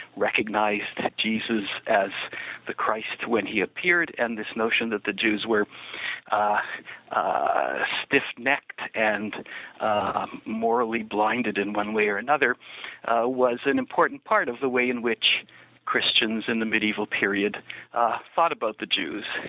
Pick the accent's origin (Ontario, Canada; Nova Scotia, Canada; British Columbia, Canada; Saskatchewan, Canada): Ontario, Canada; Niagara Falls; moved away as an adult; also born or lived in Massachusetts, United States / New York, United States / Jerusalem, Israel / Washington, D.C., United States; born in Niagara Falls, Ontario, and that's where I grew up for the first 18 years of my life